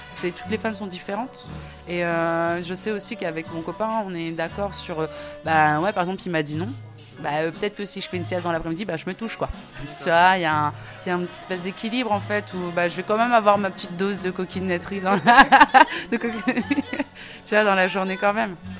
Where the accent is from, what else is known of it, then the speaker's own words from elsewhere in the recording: Réunion; je suis née à La Réunion